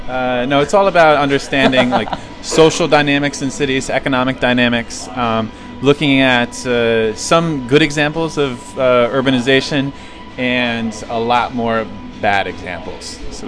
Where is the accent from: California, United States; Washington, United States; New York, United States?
New York, United States; Catskill; 29, from Catskill, New York, home of Mike Tyson.